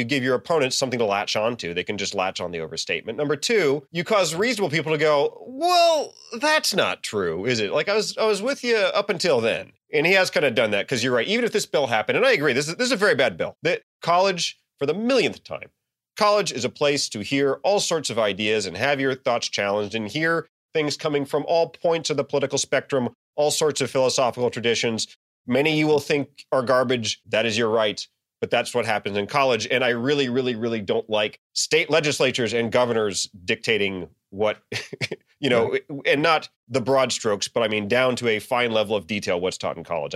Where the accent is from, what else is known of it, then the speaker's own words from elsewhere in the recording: the South, United States; I'm from the South